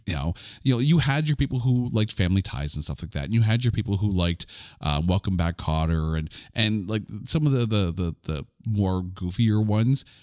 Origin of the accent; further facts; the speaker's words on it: Canada; I'm a Canadian.